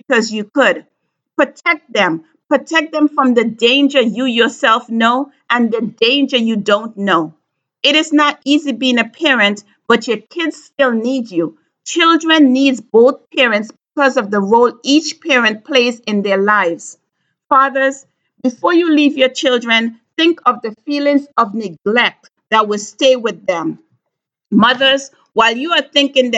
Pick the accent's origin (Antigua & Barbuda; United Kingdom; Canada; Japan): Antigua & Barbuda; moved away; my life growing up in Antigua